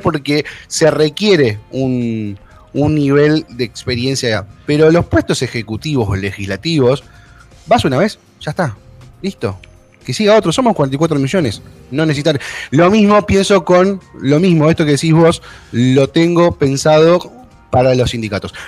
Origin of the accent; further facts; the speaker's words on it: Argentina; cómo somos los argentinos, le buscamos la vuelta